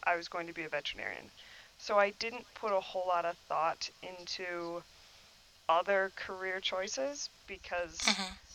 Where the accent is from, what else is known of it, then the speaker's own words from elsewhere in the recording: New Glarus, Wisconsin, United States; I was raised here in Wisconsin in New Glarus